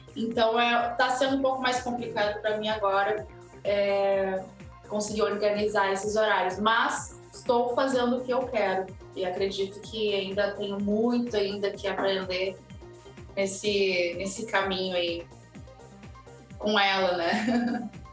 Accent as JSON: {"language": "Portuguese", "town": "Porto Alegre", "region": "Rio Grande do Sul", "country": "Brazil", "moved": "yes", "lives_now": "Palhoça, Brazil", "said": "Eu sou gaúcha. É, o meu marido é de Santa Maria, eu sou de Porto Alegre"}